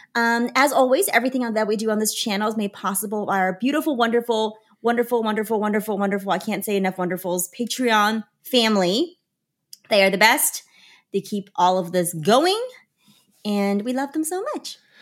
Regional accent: Chengdu, Sichuan, China; now in United States; I stayed the right amount of time here in my hometown

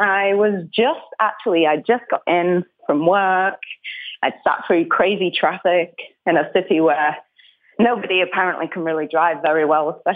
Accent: Manchester region, North West England, United Kingdom; accent: northern; moved away as an adult; now in American South, United States; I'm from like the northwest Manchester region, and I the true Mancunians would say I'm not a Mancunian because I'm not a true city girl because I was raised in like the suburb zone

